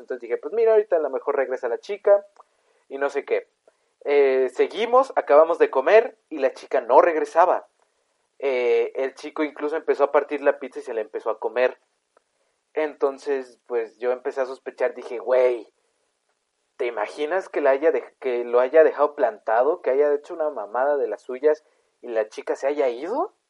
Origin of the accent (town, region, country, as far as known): Mexico